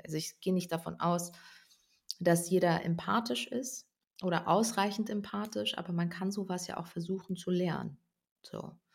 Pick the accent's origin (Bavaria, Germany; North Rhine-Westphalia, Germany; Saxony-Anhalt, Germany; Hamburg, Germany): North Rhine-Westphalia, Germany; ich komme ursprünglich aus Ostwestfalen